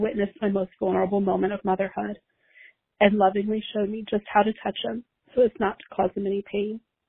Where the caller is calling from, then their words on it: Mason, Ohio, United States; I'm calling from Mason, Ohio.